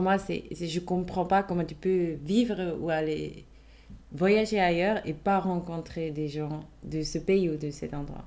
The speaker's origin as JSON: {"language": "French", "country": "Switzerland", "tie": "born or raised there", "also_born_or_lived": "Paris", "second_language": "French", "said": "là où j'ai grandi, j'ai toujours été questionnée est-ce que tu viens vraiment d'ici En fait, on m'a toujours dit tu viens pas vraiment d'ici, mhm. même si j'ai grandi là-bas, je parle suisse allemand depuis toujours"}